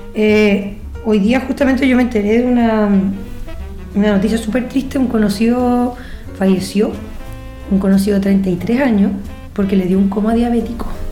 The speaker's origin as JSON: {"language": "Spanish", "country": "Chile", "said": "Nosotros como buenos chilenos"}